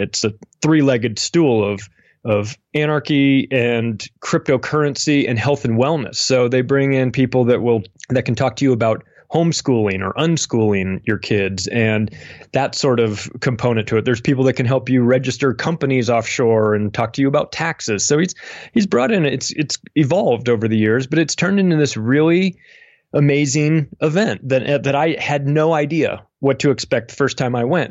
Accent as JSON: {"language": "English", "country": "United States", "tie": "born or raised there", "said": "I'm an American. I've lived in America my whole life"}